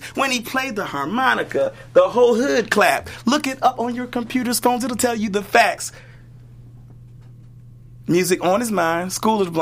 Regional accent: Maryland, United States; I'm originally from Maryland

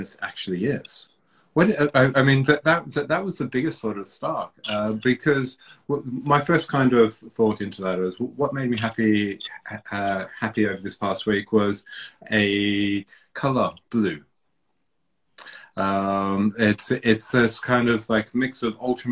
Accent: Melbourne, Victoria, Australia; also born or lived in Papua New Guinea; now in London, United Kingdom; I was born in Papua New Guinea. I spent my formative years in Melbourne, and I've been in London now for almost 20 years or so

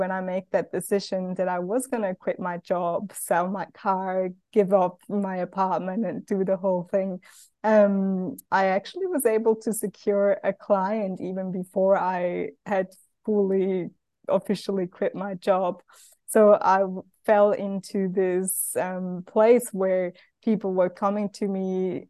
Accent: Switzerland; English is a second language; I grew up in Switzerland, a lot of people from my hometown where I grew up had taken a sabbatical to go and travel, and I never did.

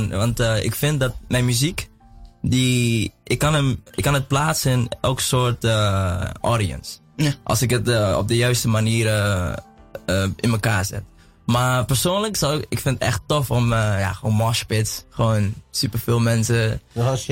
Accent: Enschede, Overijssel, Netherlands; En ik kom uit Enschede, dat is dus meer in het oosten.

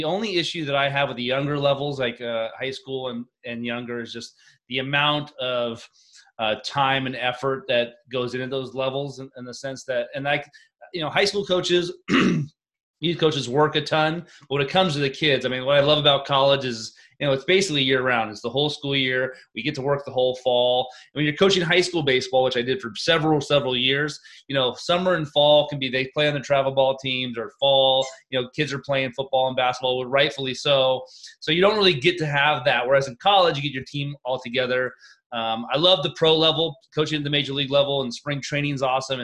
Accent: Walnut Creek, California, United States; moved away as an adult; also born or lived in Oregon / Missouri / South Carolina / Maryland; growing up in the Bay Area

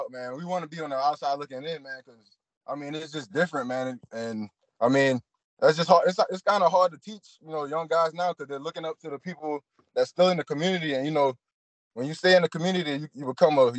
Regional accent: Beaufort, South Carolina, United States; moved away as an adult; also born or lived in Spartanburg, South Carolina / Dodge City, Kansas; I'm actually from Beaufort, South Carolina

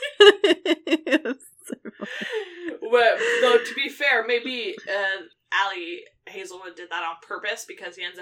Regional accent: Quebec, Canada; I grew up in Quebec, so a lot of French speaking

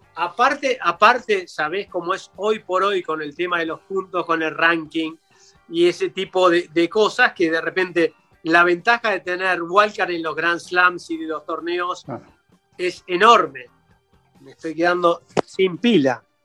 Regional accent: Argentina; como, como argentino

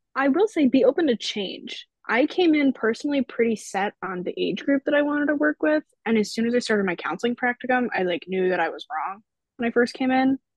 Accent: Long Island, New York, United States; moved away as an adult; I'm from Long Island, which is whatever, six to eight hours away.

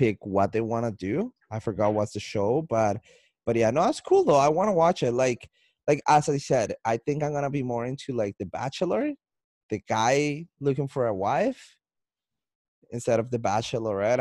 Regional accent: Colombia; accent: Colombian; now in Canada; I sound like I'm not in Canada. I sound like I'm in Colombia because my accent, but I'm in Canada

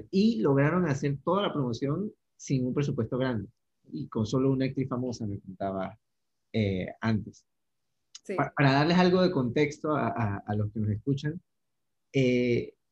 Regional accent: Panama; accent: Panamanian; a mí me pasó lo mismo en España, o sea, más que entenderlos a ellos, poder hacerme entender fue un reto grande, hablaba muy rápido, hablaba muy panamiza

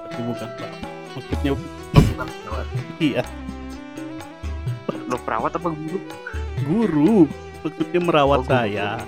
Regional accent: Bayan, West Nusa Tenggara, Indonesia; born there; saya lahir di Bayan Lombok Barat dulu ya namanya sebelum ganti Lombok Utara

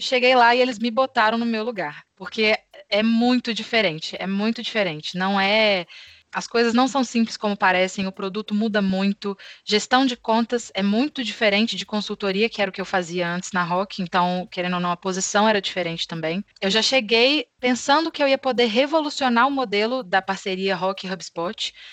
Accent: Belo Horizonte, Minas Gerais, Brazil; accent: Minas; sou natural de Belo Horizonte

